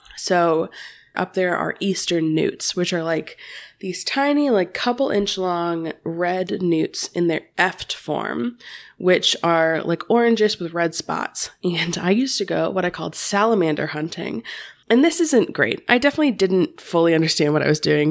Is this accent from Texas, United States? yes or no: no; Cincinnati, Ohio, United States; I am from the Cincinnati, Ohio area